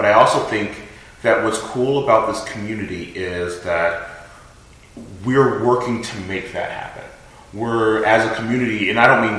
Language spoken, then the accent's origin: English; Los Angeles, California, United States; now in Georgia, United States; I grew up in Los Angeles